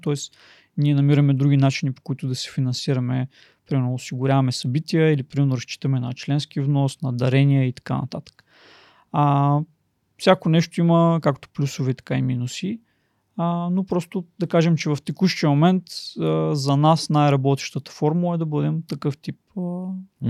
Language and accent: Bulgarian; Plovdiv, Plovdiv Province, Bulgaria; родом съм от Пловдив